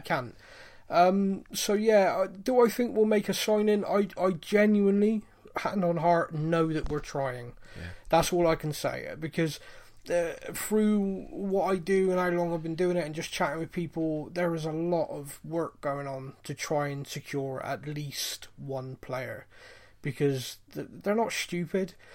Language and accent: English; Bristol, South West England, United Kingdom; I'm from Bristol. I sound like a cross between a pirate and a farmer